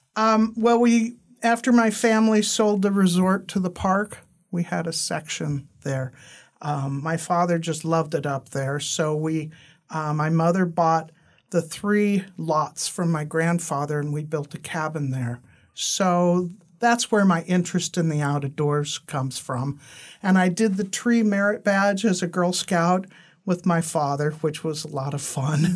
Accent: San Francisco, California, United States; I was born in San Francisco.

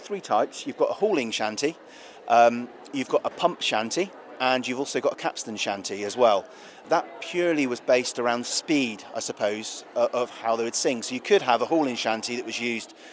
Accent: Cornwall, South West England, United Kingdom; I'm Cornish, and I class really, I suppose, the shanties as part of my heritage

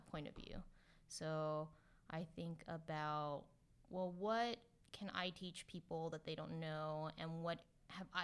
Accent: California, United States; I'm from California, so I'm really happy and feel very grateful to be working in California

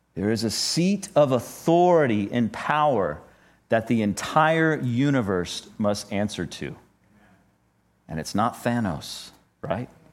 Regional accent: United States; us as twenty-first century American Christians

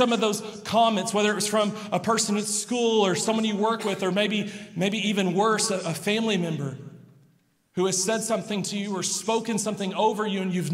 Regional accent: Lubbock, Texas, United States; I grew up here in Lubbock

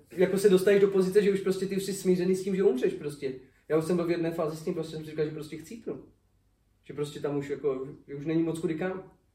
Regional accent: Czechia; moved away as an adult; now in United States

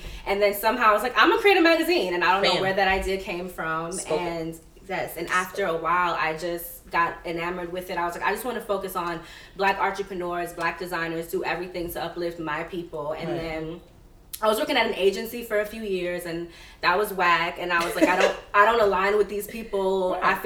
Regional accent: New York City, New York, United States; I'm from Brooklyn.

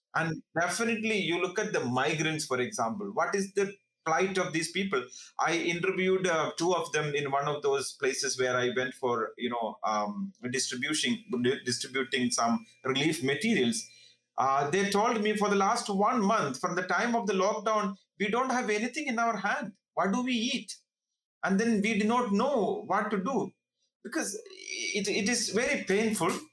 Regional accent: India; moved away as an adult; now in Bihar, India; as an Indian citizen

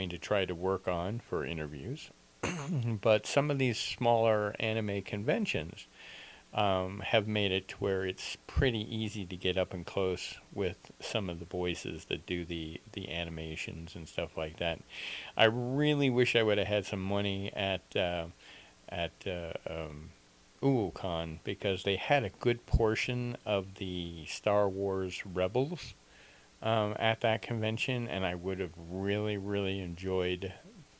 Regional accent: Nova Scotia, Canada; also born or lived in southern Arizona, United States; now in Arizona, United States; I was raised in Nova Scotia, Canada

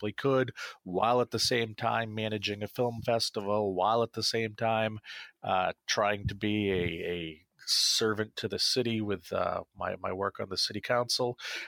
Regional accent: Central Maine, United States; I was a local politician in my hometown. I served on my city council. I launched a film festival in Central Maine

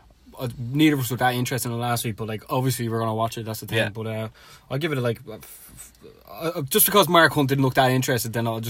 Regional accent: Ireland; being Irish

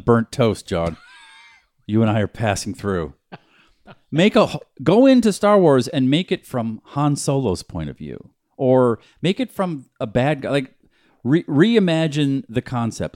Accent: New Hampshire, United States; When I grew up in New Hampshire

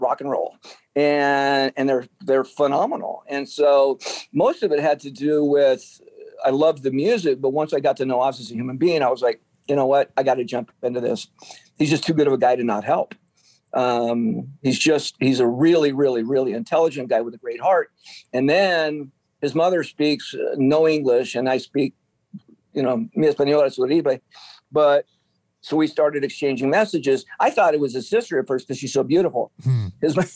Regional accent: San Diego, California, United States; growing up in San Diego, you run into Hispanic people all the time

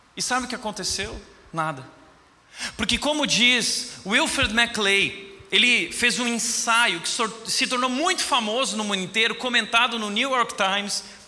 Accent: Rio Grande do Sul, Brazil; eu sou gaúcho

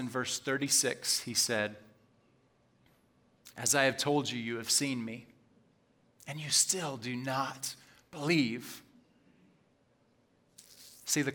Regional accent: United States; American Christians

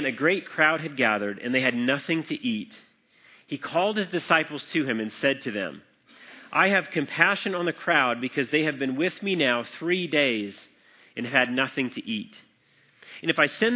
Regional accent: Colorado, United States; I grew up in Colorado

